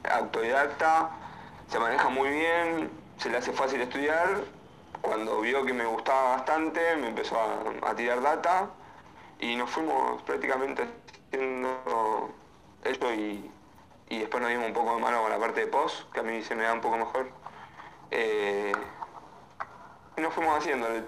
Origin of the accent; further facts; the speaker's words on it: Las Heras, Buenos Aires, Argentina; Eh, de Las Heras.